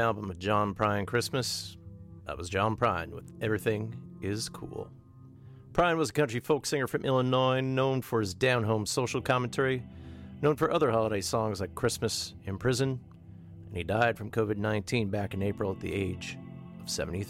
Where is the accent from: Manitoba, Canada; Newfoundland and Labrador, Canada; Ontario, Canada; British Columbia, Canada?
Ontario, Canada; Thunder Bay; my hometown of Thunder Bay.